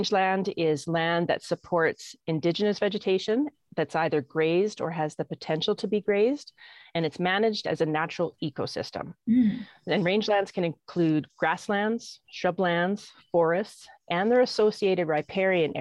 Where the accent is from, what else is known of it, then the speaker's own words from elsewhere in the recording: Okanagan, British Columbia, Canada; also born or lived in Peace River / Grande Prairie; now in Alberta, Canada; I was born and raised in the Okanagan